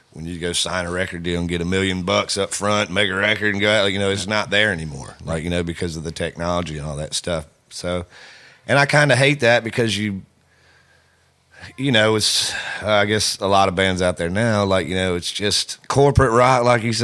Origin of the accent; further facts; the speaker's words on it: the South, United States; we are from the South